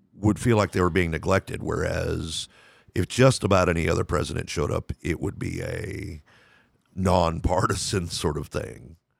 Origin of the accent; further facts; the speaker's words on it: Lubbock, Texas, United States; I grew up in Lubbock, Texas